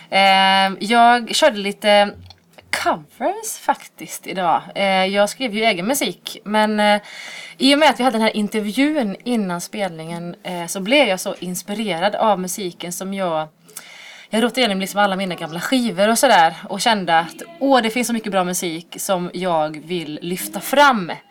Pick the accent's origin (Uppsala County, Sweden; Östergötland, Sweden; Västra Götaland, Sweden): Västra Götaland, Sweden; Dalsjöfors; now in Borås, Sweden; och jag är född och uppvuxen i Dalsjöfors som ligger lite utanför Borås. Eh, men bor eh, sedermera här i den här lilla textilstaden